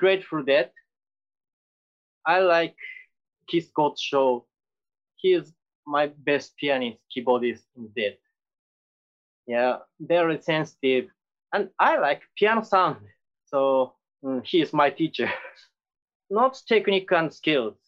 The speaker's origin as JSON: {"language": "English", "country": "Japan", "second_language": "English", "said": "When I was high school, in my hometown, there is a clothes shop named Jack Store."}